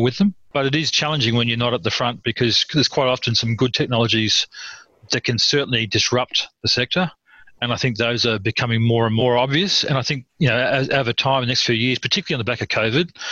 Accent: Tamworth, New South Wales, Australia; moved away; I grew up in Tamworth for a number of years

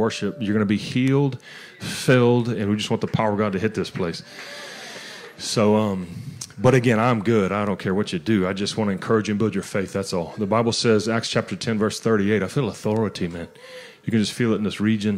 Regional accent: Louisiana, United States; also born or lived in Conroe, Texas; now in Georgia, United States; I'm from Louisiana

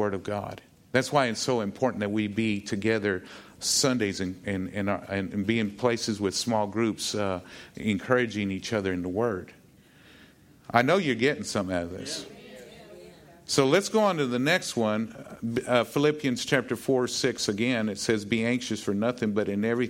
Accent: Texas, United States; I'm a Texan

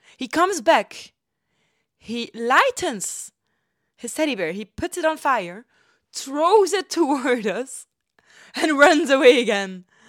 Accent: Ghent, Flanders, Belgium; now in Germany; my hometown, Gent

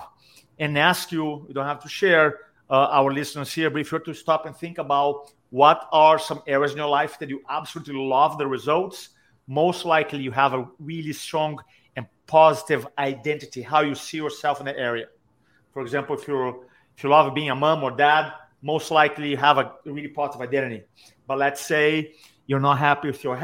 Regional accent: Brazil; moved away as an adult; also born or lived in San Diego, United States; now in Charleston, United States; So I grew up in Brazil, and then I moved to America when I was 25.

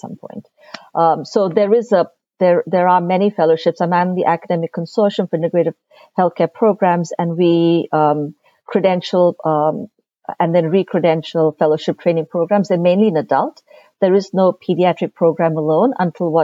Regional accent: India; moved away as an adult; now in United States; growing up in India

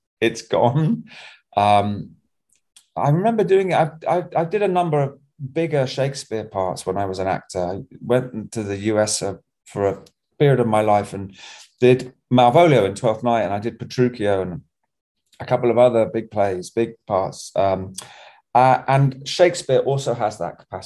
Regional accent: Bognor Regis, South East England, United Kingdom; I was growing up in Bognor Regis, in my adolescence, I just sailed all the time

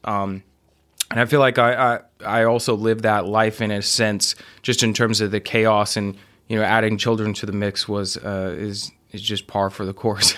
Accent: Midland, Texas, United States; moved away; also born or lived in Austin; I grew up in Midland

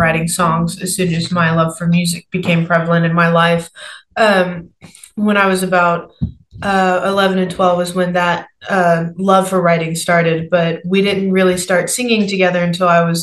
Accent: Nashville, Tennessee, United States; I'm 23 years old, born and raised in Nashville, Tennessee.

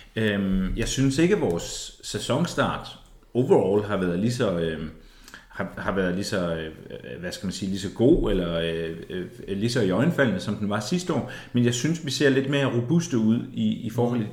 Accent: Ebeltoft, Central Denmark Region, Denmark; jeg er fra Ebtoft, det er Østjylland

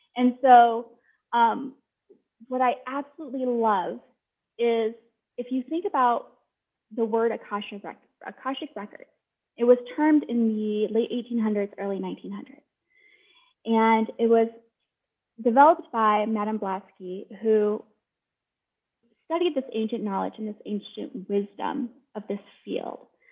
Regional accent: Sioux City, Iowa, United States; I'm from Sioux City. Like, I grew up going to powwows

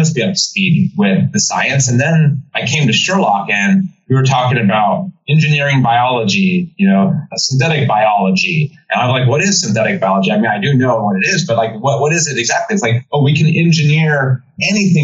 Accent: San Diego, California, United States; now in East Coast, United States; growing up in San Diego

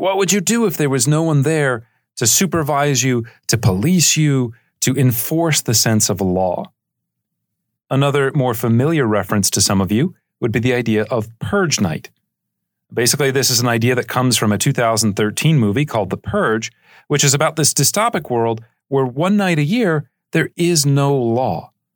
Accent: United States; as an American

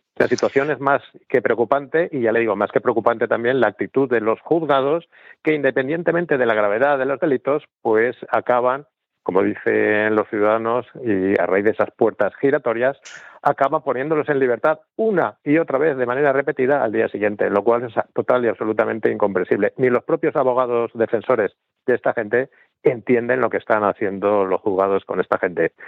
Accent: Spain; nuestro país

